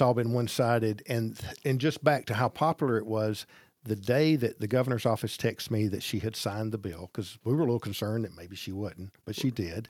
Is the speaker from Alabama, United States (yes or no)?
yes; Gadsden, Alabama, United States; I grew up in Gadsden, graduated Gadsden High School, started our business in Gadsden